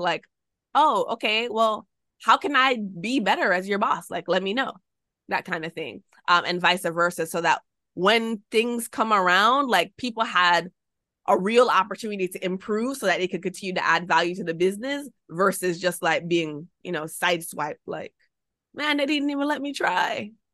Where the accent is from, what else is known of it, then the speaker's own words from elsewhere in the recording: Jamaica; moved away as an adult; also born or lived in United States; I'm Jamaican